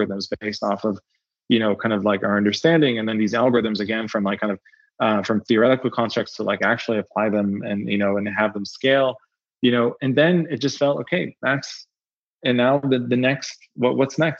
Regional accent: Israel; moved away; also born or lived in Berkeley; I'm originally from Israel.

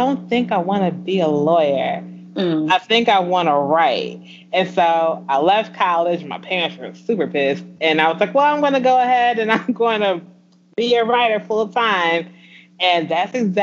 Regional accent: Aurora, Illinois, United States; I am from a small town outside of Chicago

